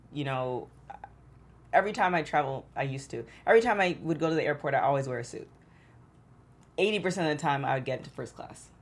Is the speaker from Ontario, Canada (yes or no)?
yes; Toronto, Ontario, Canada; now in Los Angeles, United States; growing up in Toronto